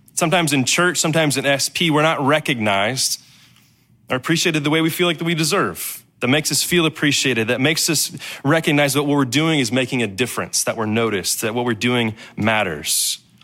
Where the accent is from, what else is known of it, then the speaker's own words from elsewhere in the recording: Danville, Illinois, United States; I was from Danville, Illinois